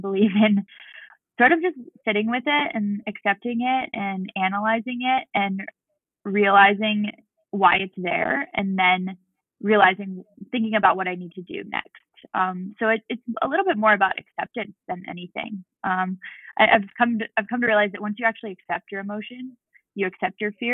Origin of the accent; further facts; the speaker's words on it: Boulder, Colorado, United States; also born or lived in Tahoe area; now in Lake Tahoe, United States; I grew up in Boulder, Colorado